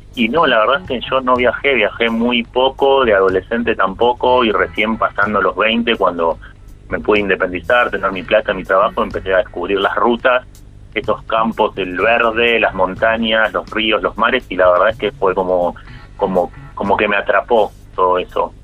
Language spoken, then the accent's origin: Spanish; Vicente López, Buenos Aires Province, Argentina; Nosotros somos de Vicente López